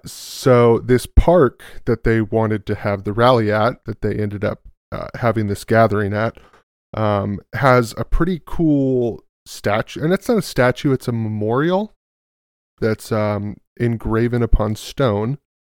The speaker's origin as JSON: {"language": "English", "region": "California", "country": "United States", "said": "Oh, California"}